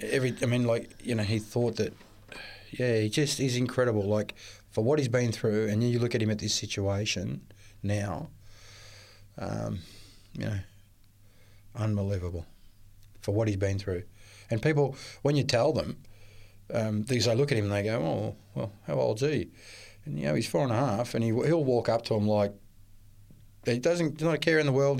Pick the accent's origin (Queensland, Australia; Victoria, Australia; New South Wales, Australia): Victoria, Australia; Melbourne; I was born in Melbourne to, um, uh, Maltese parents.